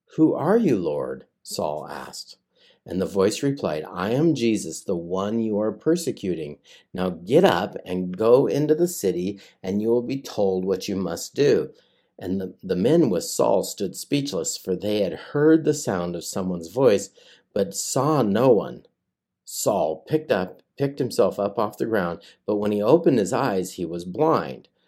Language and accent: English; United States; also born or lived in West Virginia; I grew up in the Tri-Cities